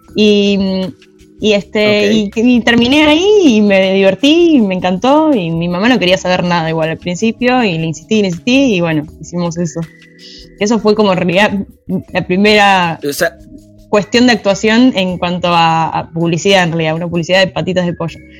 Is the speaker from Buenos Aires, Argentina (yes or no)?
yes; Buenos Aires, Argentina; also born or lived in Quilmes; después empecé a vivir en Capital, en Chacarita